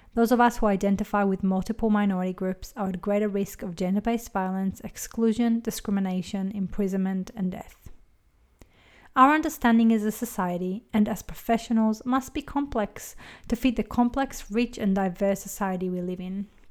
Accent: Israel; moved away as an adult; now in Australia; I was born in Israel, raised as Jewish, and immigrated to Australia in my early twenties

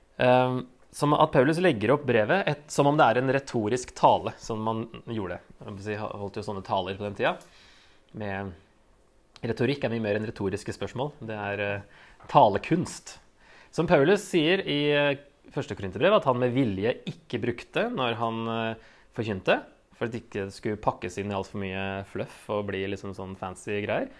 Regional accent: Norway; vi er vel som nordmenn flest

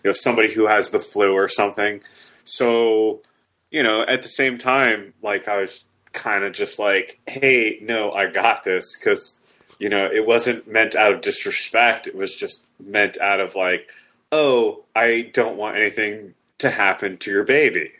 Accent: the South, United States; I am from the South.

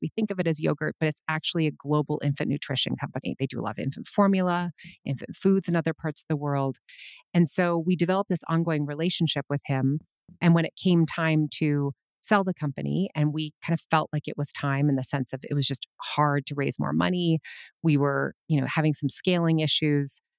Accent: Minnesota, United States; I was born in nineteen seventy-four, and I was born in Minnesota

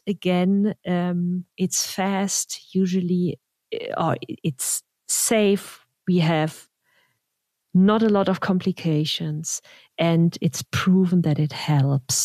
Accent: Germany; now in United States; I'm from Germany and the US

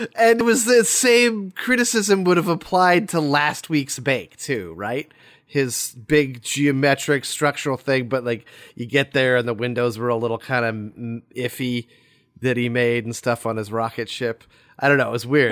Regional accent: United States; We're Americans

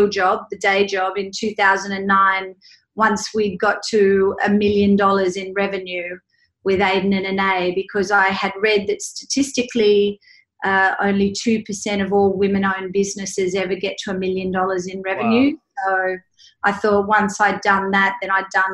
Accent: Sydney, New South Wales, Australia; moved away as an adult; now in New York, United States; I was born and raised in Sydney, Australia, and moved to New York in 1997

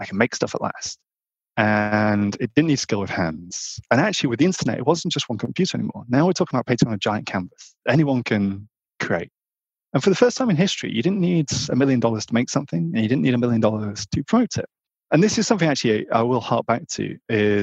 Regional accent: Northern England, United Kingdom; I grew up in Northern England on a very rural farm

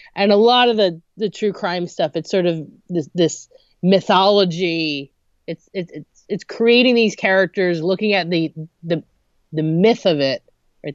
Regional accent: New Jersey, United States; I'm from New Jersey

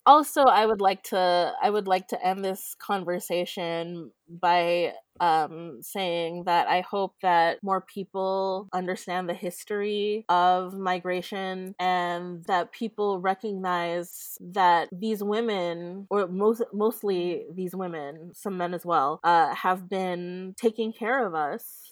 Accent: West Covina, California, United States; now in Los Angeles, United States; I was raised in West Covina.

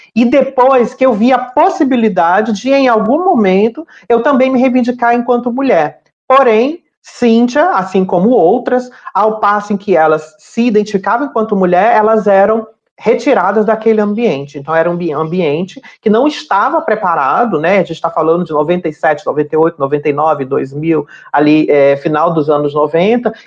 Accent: Fortaleza, Ceará, Brazil; now in Rio de Janeiro, Brazil; Eu sou natural de Fortaleza, no Ceará

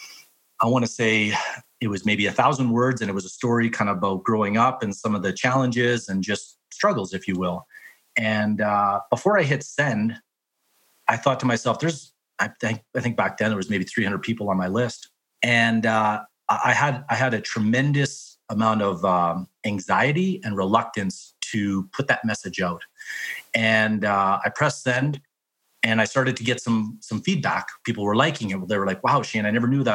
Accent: Whitecourt, Alberta, Canada; now in Calgary, Canada; I grew up in Whitecourt, Alberta, small town

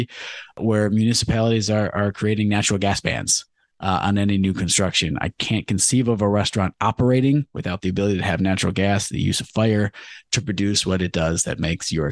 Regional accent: Clawson, Michigan, United States; a successful restaurant in my hometown of Clawson

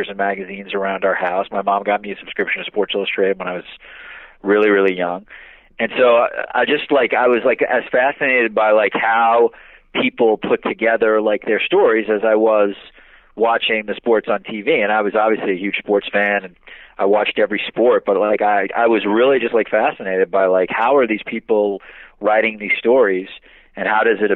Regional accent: Wantagh, New York, United States; I grew up in a town called Wantagh, which is in Long Island

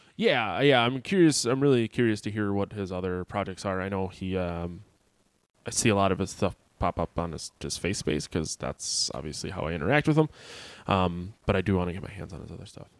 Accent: Sheboygan, Wisconsin, United States; also born or lived in Appleton, Wisconsin; I grew up in Sheboygan, Wisconsin, and moved to Appleton, Wisconsin

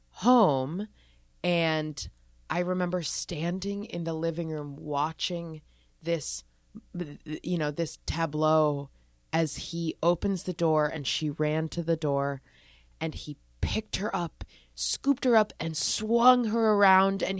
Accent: Philadelphia, Pennsylvania, United States; born there; I was born in Philadelphia, and my dad's family is all from the East Coast, mostly concentrated in Manhattan.

